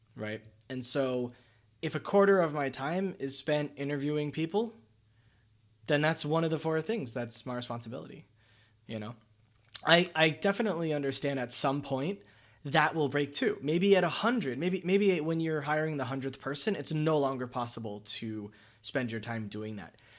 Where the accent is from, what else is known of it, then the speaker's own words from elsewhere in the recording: United States; As an American